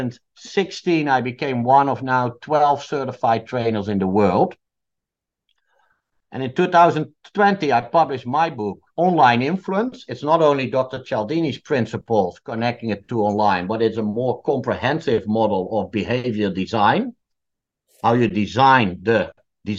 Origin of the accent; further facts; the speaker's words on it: Netherlands; I come from the Netherlands